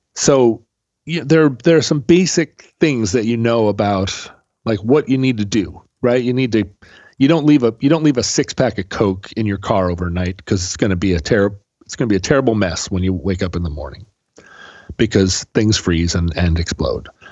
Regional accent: Alaska, United States; moved away; growing up in Alaska

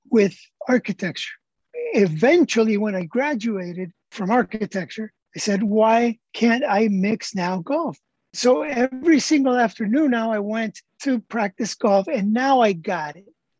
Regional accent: Tijuana, Baja California, Mexico; I grew up in Tijuana Country Club

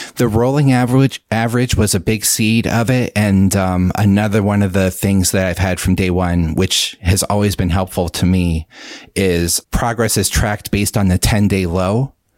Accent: central Pennsylvania, United States; I am from Pennsylvania, and I still live here. Uh, central Pennsylvania, the kind of more rural areas.

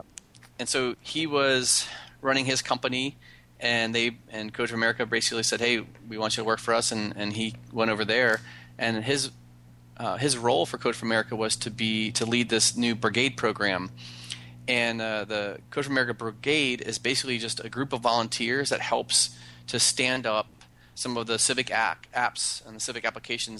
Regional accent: Outer Banks, North Carolina, United States; I grew up on the Outer Banks of North Carolina

